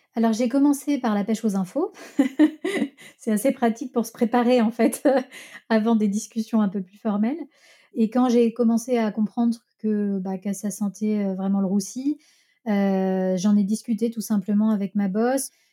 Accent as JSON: {"language": "French", "town": "Lyon", "region": "Auvergne-Rhône-Alpes", "country": "France", "tie": "born or raised there", "said": "je suis lyonnaise, donc j'ai habité à Lyon euh, chez mes parents"}